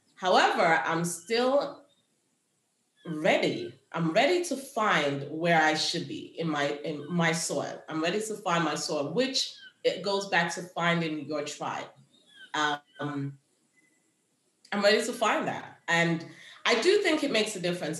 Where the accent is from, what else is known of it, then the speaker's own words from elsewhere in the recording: Kingston, Jamaica; now in United States; I grew up in Jamaica where we had a bush for everything.